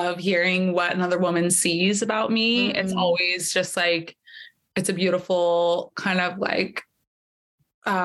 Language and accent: English; Northern California, United States; I was born and raised in Northern California